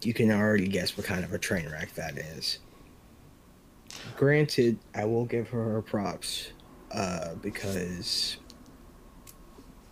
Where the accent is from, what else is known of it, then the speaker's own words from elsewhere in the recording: Bay Area, California, United States; I'm from Bay Area, California